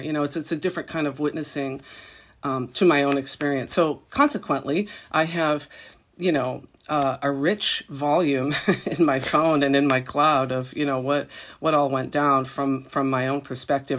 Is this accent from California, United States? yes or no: no; Massachusetts, United States; moved away; also born or lived in New York City; I grew up in a small town in Massachusetts